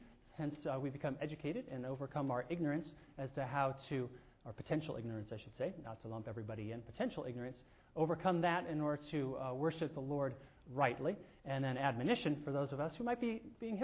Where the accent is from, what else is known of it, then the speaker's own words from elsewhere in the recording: Southern California, United States; I grew up in Southern California